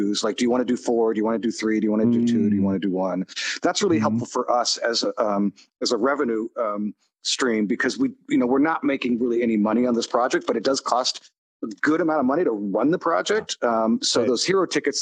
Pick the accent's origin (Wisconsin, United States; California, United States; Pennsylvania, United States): California, United States; I'm from California and was born in the late 60s.